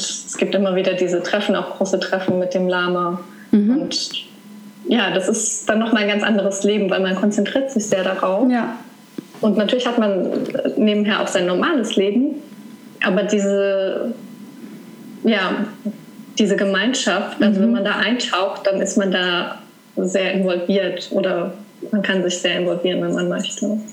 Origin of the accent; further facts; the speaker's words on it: Saarland, Germany; moved away; Meine Geschwister sind aber alle im, im Saarland geblieben, wo ich herkomme